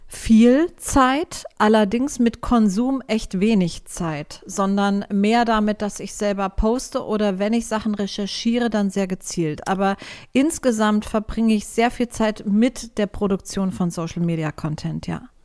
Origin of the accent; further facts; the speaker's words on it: Frankfurt am Main, Hesse, Germany; Ich bin in Frankfurt geboren und aufgewachsen. Am Main